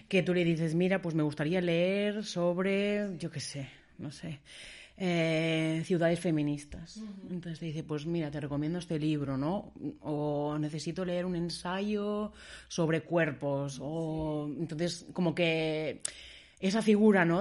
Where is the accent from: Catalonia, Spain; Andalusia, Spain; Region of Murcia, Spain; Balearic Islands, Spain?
Catalonia, Spain; Barcelona; now in Berlin, Germany; yo soy de Barcelona